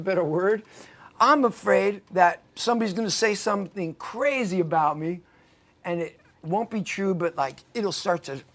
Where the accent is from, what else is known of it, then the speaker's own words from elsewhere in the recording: New York City, New York, United States; I'm from Queens too